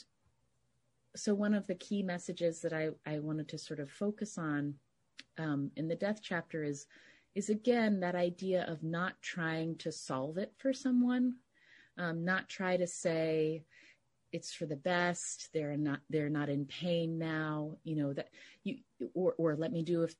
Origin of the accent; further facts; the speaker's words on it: West Virginia, United States; moved away as an adult; also born or lived in New York City; now in Bay Area, United States; I grew up, in a kind of, suburban small community in West Virginia